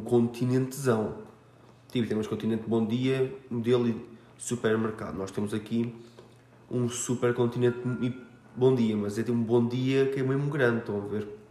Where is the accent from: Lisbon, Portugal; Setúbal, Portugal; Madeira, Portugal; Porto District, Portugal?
Setúbal, Portugal; Almada; Minha terrinha é Charnaquinha, da Caparica